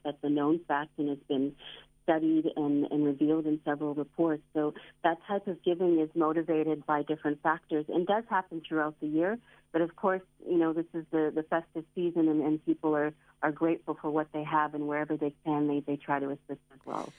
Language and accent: English; Canada; now in South Africa; I grew up in Canada